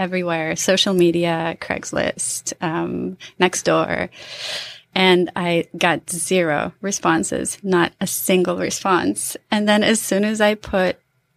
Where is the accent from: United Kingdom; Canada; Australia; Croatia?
Croatia; also born or lived in Utah / Seattle; now in Bainbridge Island, United States; So I come from Croatia